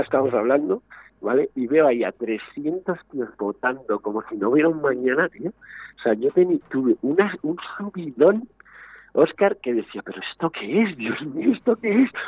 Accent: Madrid, Community of Madrid, Spain; moved away as an adult; now in Segovia, Spain; no soy de Segovia, nacido en Segovia, llevo hace unos años viviendo, yo, vengo de Madrid

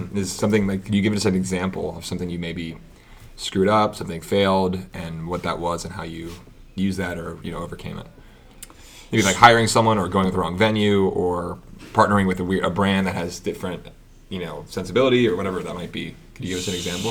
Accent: Pittsburgh, Pennsylvania, United States; moved away; I'm from Pittsburgh originally

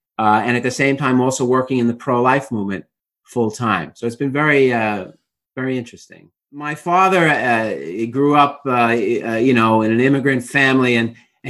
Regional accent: New York City, New York, United States; I'm from Brooklyn, New York, as any of your listeners or viewers could tell from my accent immediately. But yes, I grew up in Brooklyn, New York

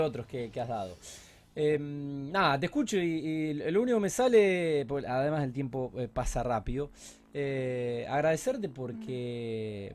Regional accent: Argentina; como argentinos

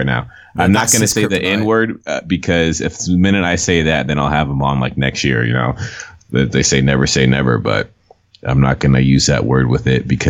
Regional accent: Los Angeles, California, United States; moved away; I grew up in Los Angeles

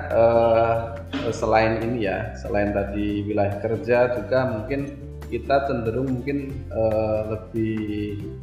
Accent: Surakarta, Central Java, Indonesia; moved away as an adult; also born or lived in Central Sulawesi; Saya kan uh, aslinya dari Pulau Jawa, hmm. dari Solo, dari sama dengan kampungnya Pak Presiden Pak Jokowi

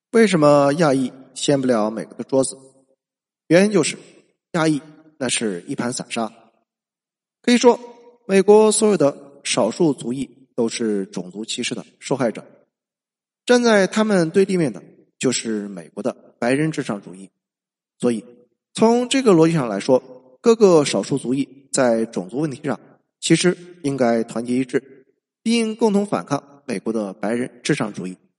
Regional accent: China; 我们中国人

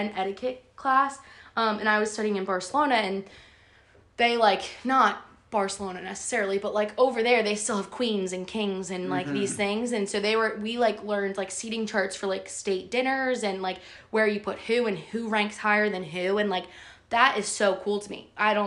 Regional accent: New Jersey, United States; being from New Jersey

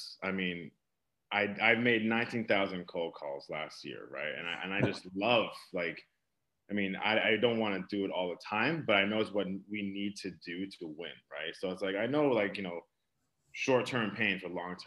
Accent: Boston, Massachusetts, United States; moved away as an adult; now in San Francisco, United States; I'm from Boston originally, I moved out to San Francisco

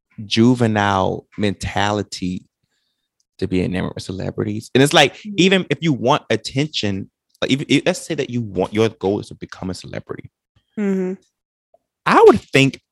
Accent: Tampa, Florida, United States; I'm from, I guess, Tampa.

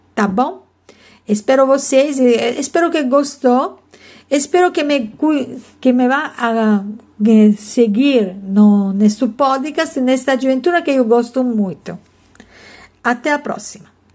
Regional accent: Italy; Portuguese is a second language; eu sou italiana e moro na Itália

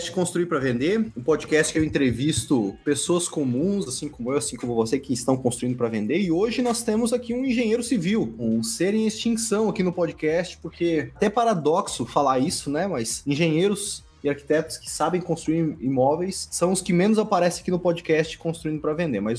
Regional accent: Maringá, Paraná, Brazil; Eu sou de Maringá, Paraná.

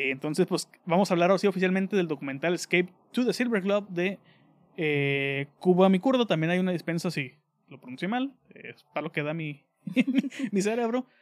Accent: Mexico; soy de México.

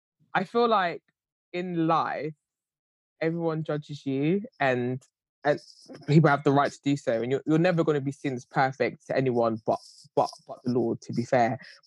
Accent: Ghana; Obviously, I have a son, so everyone knows what they, and I'm Ghanaian as well.

